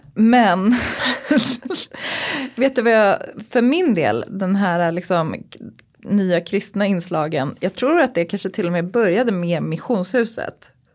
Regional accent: Uppsala, Uppsala County, Sweden; När jag växte upp och gick i Stenhagenskolan i Uppsala

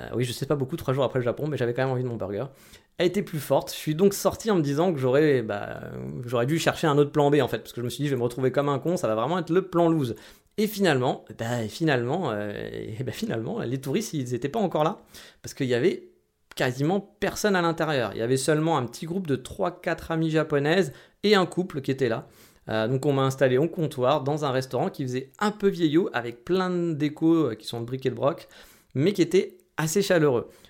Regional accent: France; chez nous en France

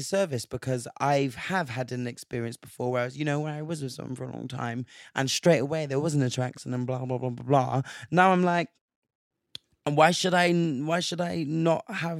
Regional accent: Nigeria; I'm Nigerian, so I love egusi soup.

